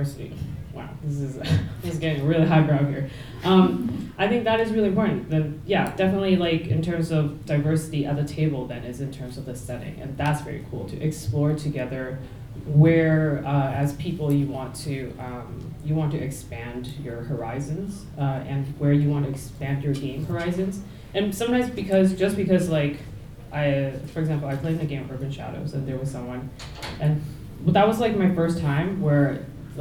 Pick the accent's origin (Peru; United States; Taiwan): Taiwan; now in Toronto, Canada; I'm from Taiwan, like my hometown in Taiwan is not like that.